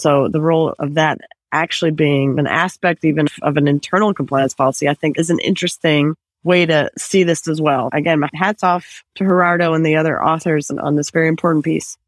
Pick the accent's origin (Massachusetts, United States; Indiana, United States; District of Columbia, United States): District of Columbia, United States; Washington; my hometown, just Washington, D.C.